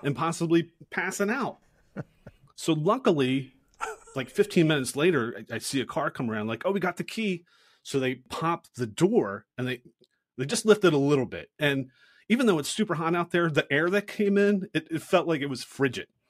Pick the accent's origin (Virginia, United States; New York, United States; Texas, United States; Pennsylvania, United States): Pennsylvania, United States; Philadelphia; moved away; I grew up in Philadelphia